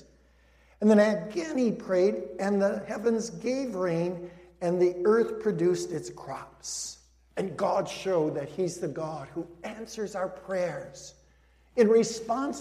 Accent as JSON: {"language": "English", "town": "Cicero", "region": "Illinois", "country": "United States", "tie": "born or raised there", "also_born_or_lived": "Denver, Colorado", "said": "I grew up in Denver, Colorado before I grew up in Cicero later. I came to Cicero when I was 10 years old"}